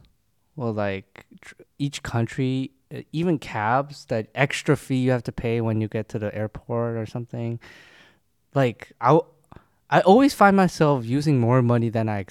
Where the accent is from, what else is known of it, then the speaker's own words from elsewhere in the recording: Uzbekistan; moved away; I grew up in Uzbekistan